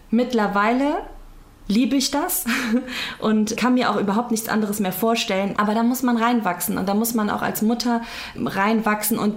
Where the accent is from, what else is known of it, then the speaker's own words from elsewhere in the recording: Cologne, North Rhine-Westphalia, Germany; now in Leverkusen, Germany; ich bin 31 Jahre alt, in Köln geboren, in Köln aufgewachsen, zwangsweise nach Leverkusen gezogen